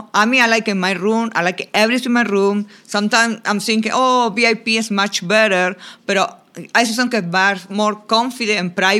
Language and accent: English; Buenos Aires, Argentina; first language Spanish; English is a second language; now in Orlando, United States; I born in Argentina, Buenos Aires. So I speak, you know, Castellano-Español, a little bit different. But I like a big cities, of course.